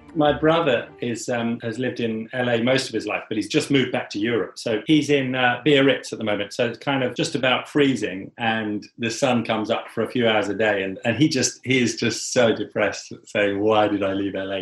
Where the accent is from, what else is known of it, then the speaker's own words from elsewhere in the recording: England, United Kingdom; as an English person